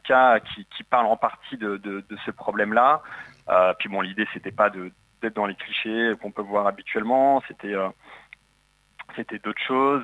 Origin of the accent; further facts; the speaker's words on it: Paris region, Île-de-France, France; moved away as an adult; now in Marseille, France; je suis de la région parisienne, mais j'ai ah quitté Paris pour, euh, pour le sud et le soleil